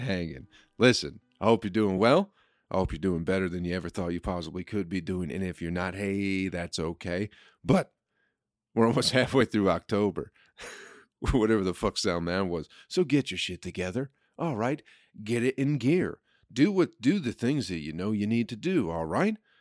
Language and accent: English; Michigan, United States; in Michigan, we just didn't get a lotta people from Egypt